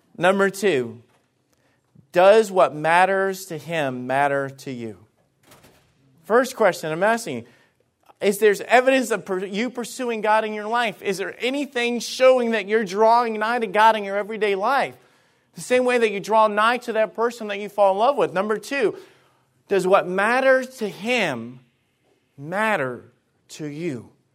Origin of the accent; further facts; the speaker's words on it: Alabama, United States; moved away; I was from Alabama, okay? And, and, and some of the things and ways that I grew up and everything, it was just different